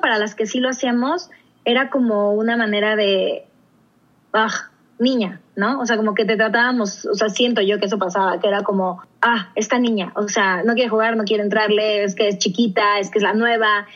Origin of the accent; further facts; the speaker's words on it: Mexico; yo decidí regresarme a México